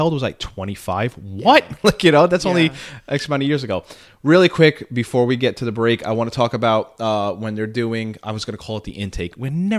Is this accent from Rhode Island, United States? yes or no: no; New York City, New York, United States; The Bronx.